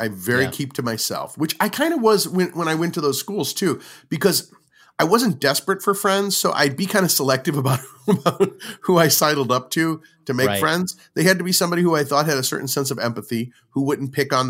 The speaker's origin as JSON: {"language": "English", "town": "St. Louis", "region": "Missouri", "country": "United States", "tie": "born or raised there", "said": "St. Louis is my hometown, but I also consider all those other places very close to my upbringing and very informative of my upbringing."}